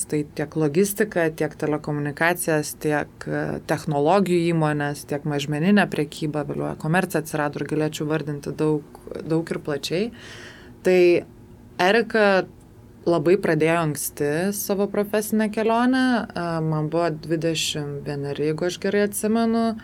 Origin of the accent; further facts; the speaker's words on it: Lithuania; esu lietuvė, bet kaip sakau, tos lietuvybės manyje yra labai nedaug. Kodėl? Nes e, mano tėvai yra baigę abu rusų mokyklas, tėtis turi lietuvišką pavardę